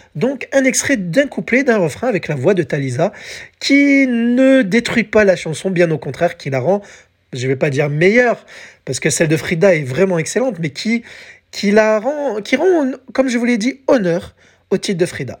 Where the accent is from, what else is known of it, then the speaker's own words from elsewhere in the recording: France; chez nous, en France